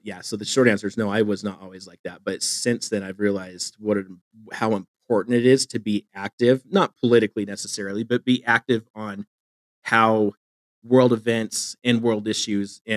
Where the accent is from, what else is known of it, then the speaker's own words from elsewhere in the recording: Phoenix, Arizona, United States; moved away as an adult; also born or lived in Boise, Idaho; now in Eastern Idaho, United States; I'm from Phoenix. And so I moved from Phoenix to Boise and then from Boise to where I am in Eastern Idaho